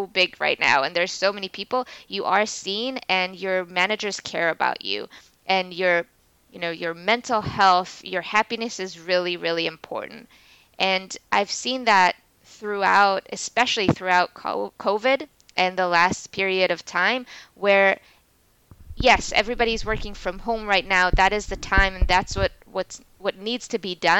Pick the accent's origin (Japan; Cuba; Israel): Israel; moved away as an adult; now in New York, United States; We were both born and raised in Israel